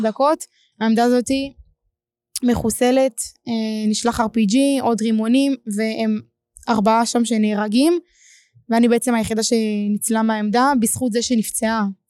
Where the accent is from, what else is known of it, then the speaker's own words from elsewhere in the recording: Ashkelon, Southern District, Israel; אני אשקלונית